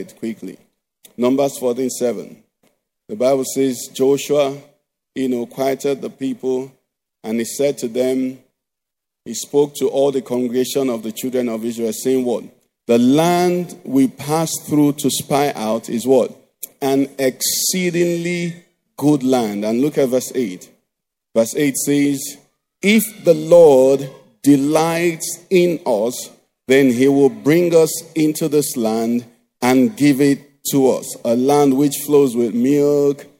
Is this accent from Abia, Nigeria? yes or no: no; Enugu, Enugu State, Nigeria; growing up in Enugu, we had running water